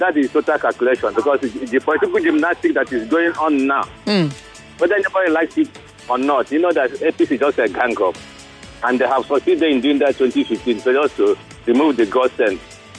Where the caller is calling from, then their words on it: Lagos, Nigeria; I'm calling from Lagos.